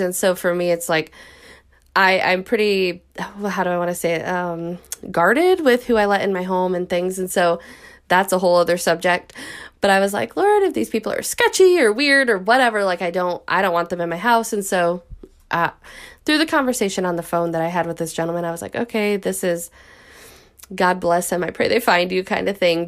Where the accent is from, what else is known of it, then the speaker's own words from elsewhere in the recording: Midwest, United States; I'm from the Midwest